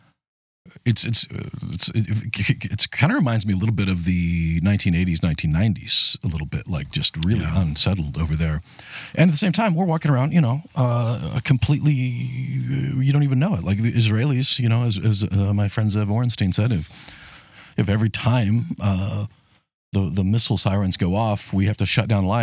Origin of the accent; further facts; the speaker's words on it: United States; I'm an American